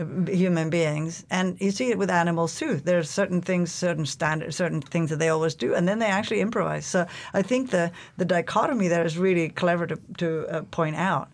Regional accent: Norway; English is a second language; also born or lived in Toronto, Canada / London, England; now in Alaska, United States; I'm from Norway originally

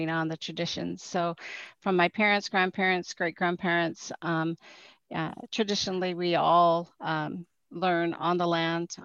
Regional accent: Kotzebue, Alaska, United States; I was born on the northwest coast of Alaska in a community called Kotzebue. So I was raised partially in Kotzebue and partially at Fish Camp

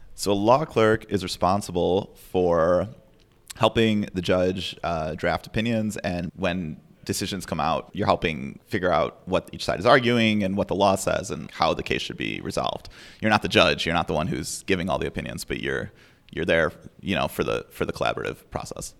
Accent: Chicago, Illinois, United States; moved away as an adult; now in Anchorage, United States; I'm from Chicago. And when I was growing up, I played competitive chess

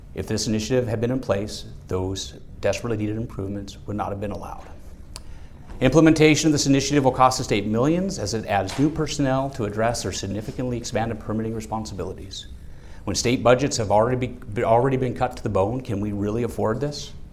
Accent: Juneau, Alaska, United States; also born or lived in Sitka, Alaska; I was born in Sitka. Uh, was raised here in Juneau

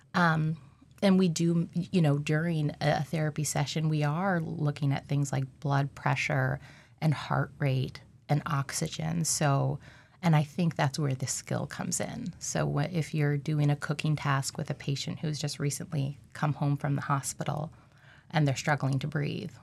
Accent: Alaska, United States; I'm from Alaska

